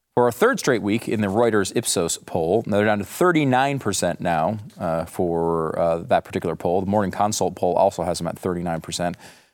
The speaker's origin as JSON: {"language": "English", "region": "Northeast", "country": "United States", "said": "And, you know, I'm from the Northeast. I had never heard of Juneteenth until like a few years ago."}